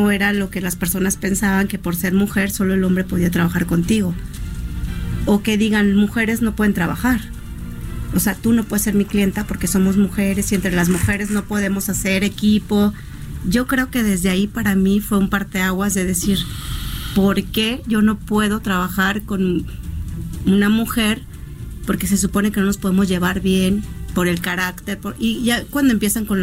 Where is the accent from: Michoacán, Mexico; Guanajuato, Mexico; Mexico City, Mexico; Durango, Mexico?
Mexico City, Mexico; Yo soy chilanga, me encanta convivir los chilangos, me han tratado